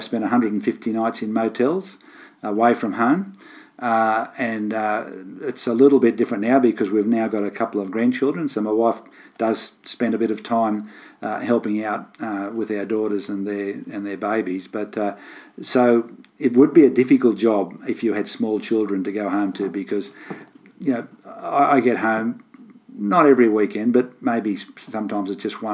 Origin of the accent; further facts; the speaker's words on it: Gravesend, New South Wales, Australia; I grew up on a farm near Gravesend, which is a little village in the northwest between Moree and Inverell. And I've lived all my life within 50 kilometres of where I grew up